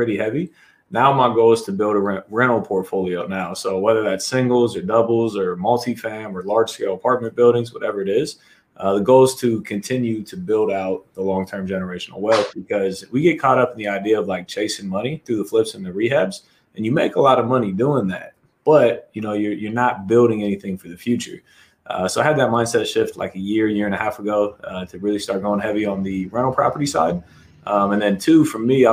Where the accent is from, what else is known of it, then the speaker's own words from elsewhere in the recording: Columbus, Ohio, United States; also born or lived in Arizona; from Columbus, Ohio.